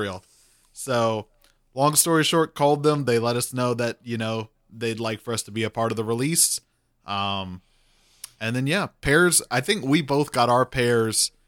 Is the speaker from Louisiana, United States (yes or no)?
yes; Cajun, Louisiana, United States; I'm Cajun.